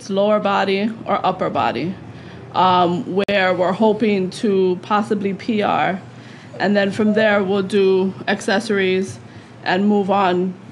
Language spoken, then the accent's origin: English; Oahu, Hawaii, United States; moved away; I was born and raised in Hawaii on the island of Oahu